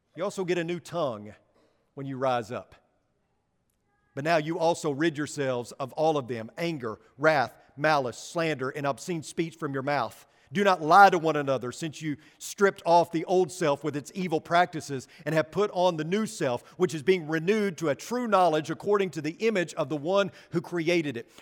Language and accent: English; West Texas, United States; accent: West Texan; I'm English and I speak like a, West Texan